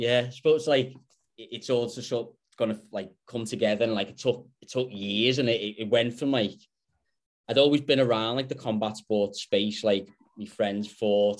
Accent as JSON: {"language": "English", "town": "Liverpool", "region": "North West England", "country": "United Kingdom", "tie": "born or raised there", "moved": "as an adult", "lives_now": "Perth, Australia", "said": "I'm back in my hometown in Liverpool at the moment"}